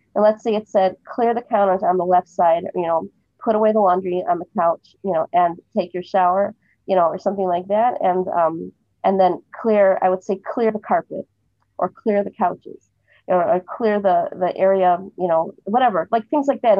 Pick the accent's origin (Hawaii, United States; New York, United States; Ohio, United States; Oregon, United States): Ohio, United States; Cleveland; now in Jerusalem, Israel; I'm originally from Cleveland, Ohio, and I live in Jerusalem now.